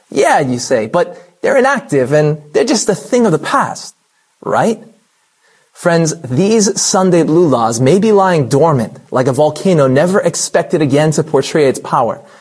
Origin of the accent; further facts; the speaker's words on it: California, United States; In my home state of California